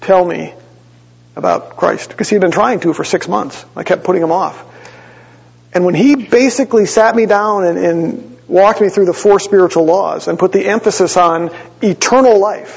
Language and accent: English; Green Bay, Wisconsin, United States; growing up, as we would drive the 6 hours from Green Bay